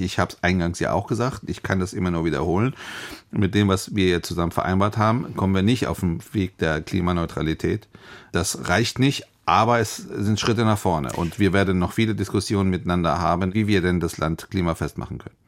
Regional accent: Hesse, Germany; gerade ich als Hesse

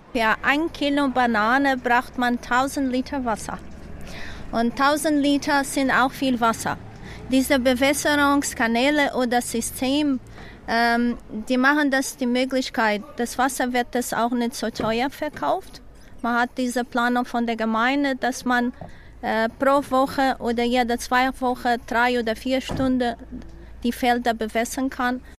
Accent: Madeira, Portugal; German is a second language; ich bin hier auf Madeira geboren

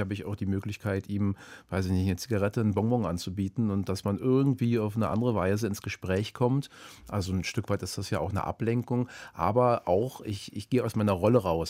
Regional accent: Berlin, Germany; in Zehlendorf. Da bin ich aufgewachsen in Berlin

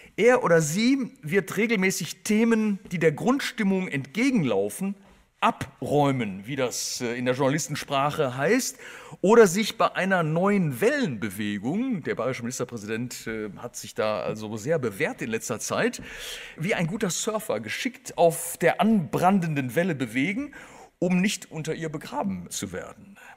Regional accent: Germany; also born or lived in Bonn; als Deutscher

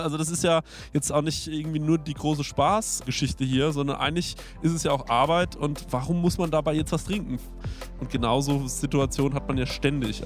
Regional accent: Aschaffenburg, Bavaria, Germany; bei uns in Aschaffenburg

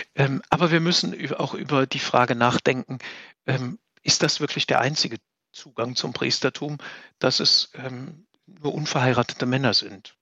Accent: Saarland, Germany; moved away as an adult; now in Bad Neuenahr-Ahrweiler, Germany; als unsere, als meine Heimat

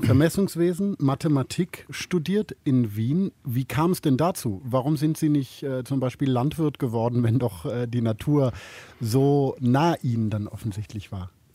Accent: Germany; als Piefke

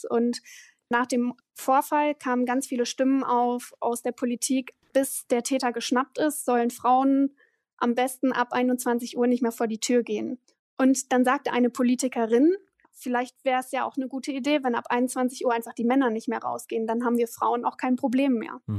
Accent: East Frisia, Lower Saxony, Germany; moved away; ich bin Ostfriesin.

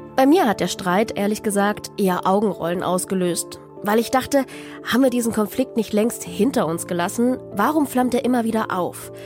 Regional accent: Dresden, Saxony, Germany; meiner Heimatstadt Dresden

